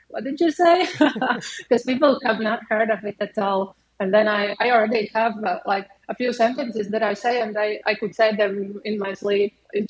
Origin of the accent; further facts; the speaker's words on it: Cēsis, Latvia; moved away as an adult; also born or lived in Bangkok, Thailand; now in Bali, Indonesia; there's a river flowing from Sigulda down to Cēsis, where I'm from.